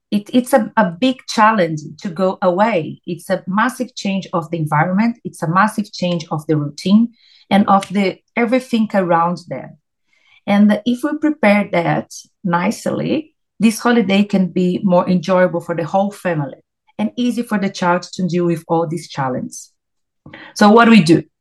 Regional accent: Brazil; English is a second language; moved away; I came from Brazil back in 2006.

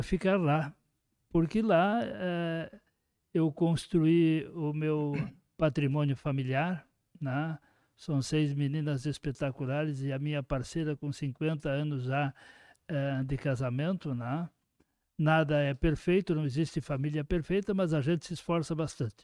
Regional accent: Horizontina, Rio Grande do Sul, Brazil; sou de Horizontina

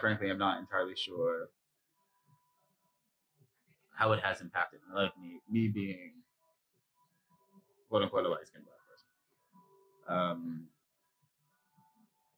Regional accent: New York City, New York, United States; I grew up in Jamaica, Queens, and Harlem

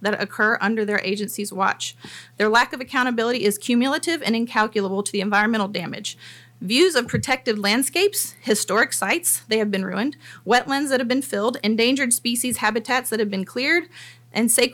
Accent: Nashville, Tennessee, United States; now in Franklin, United States; I am also a native Nashvillian and a resident

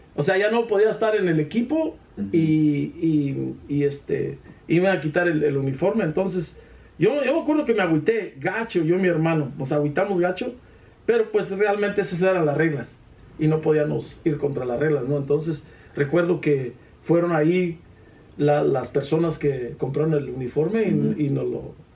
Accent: Iramuco, Guanajuato, Mexico; Representamos a Cámbaro, Guanajuato, porque, o sea, ganamos en todo lo de Iramuco

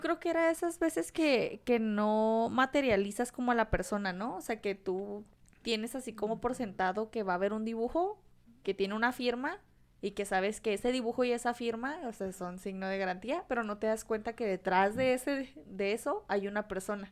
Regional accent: Mexico

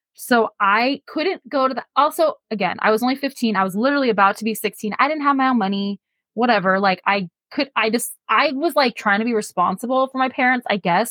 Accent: San Leandro, California, United States; I grew up in San Leandro, literally next door to Oakland

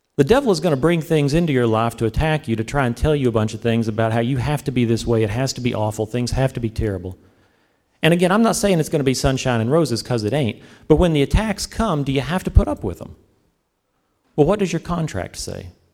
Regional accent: the South, United States; I'm from the South, so, you know, we're more into the S E C

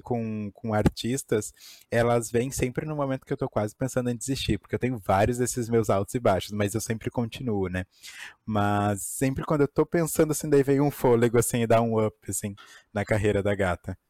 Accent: Porto Alegre, Rio Grande do Sul, Brazil; sou de Porto Alegre.

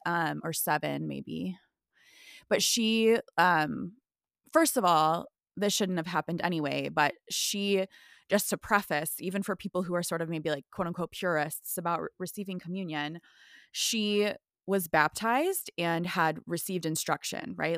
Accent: Midwest, United States; originally from the Midwest

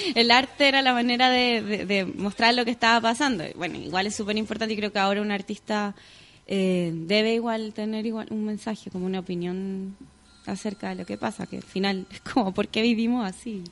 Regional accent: Chile; en verdad soy como italiana, nací en Chile, porque todos mis abuelos, mis cuatro abuelos son italianos

